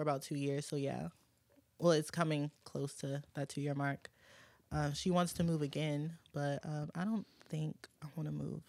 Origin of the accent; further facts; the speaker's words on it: New Orleans, Louisiana, United States; born there; also born or lived in Michigan / Virginia; No, I was born in New Orleans, okay. And then I moved to Michigan, and then I moved to Virginia. I was in Fredericksburg, Stafford, Spotsy, and then I moved here.